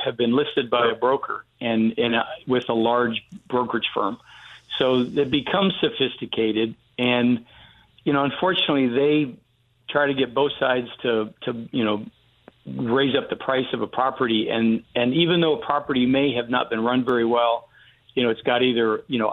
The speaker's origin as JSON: {"language": "English", "region": "Western New York", "country": "United States", "tie": "born or raised there", "moved": "yes", "lives_now": "Houston, United States", "said": "I grew up in Western New York, so it's not near Buffalo"}